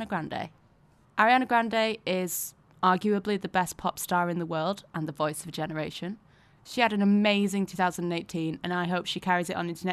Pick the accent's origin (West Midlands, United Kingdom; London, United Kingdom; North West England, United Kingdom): North West England, United Kingdom; Manchester; I'm actually from Manchester